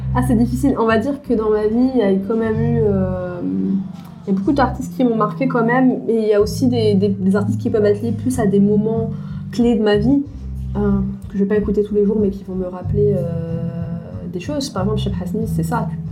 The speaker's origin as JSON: {"language": "French", "town": "Paris", "region": "Île-de-France", "country": "France", "tie": "born or raised there", "said": "je suis née en France de parents tunisiens, qui sont, où j'ai grandi dans un environnement euh, multiculturel d'une part, de mhm. par euh, le quartier où j'ai grandi à Paris"}